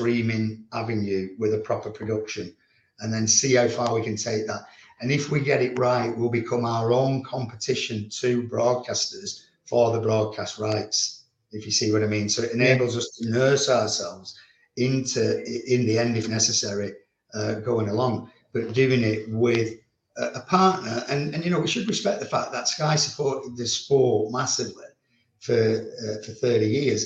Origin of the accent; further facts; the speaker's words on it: Leigh, North West England, United Kingdom; I'm Lee through and through